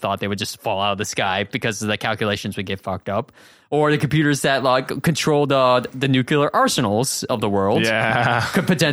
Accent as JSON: {"language": "English", "region": "Massachusetts", "country": "United States", "said": "15 male Massachusetts"}